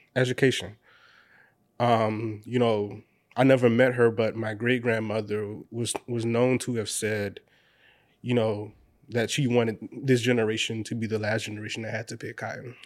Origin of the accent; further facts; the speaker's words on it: Orangeburg, South Carolina, United States; I'm from Orangeburg, South Carolina